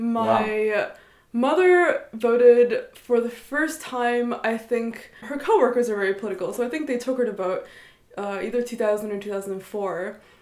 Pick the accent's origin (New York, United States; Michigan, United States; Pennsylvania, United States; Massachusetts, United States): New York, United States; Ithaca; moved away as an adult; now in Princeton, United States; I grew up in Ithaca.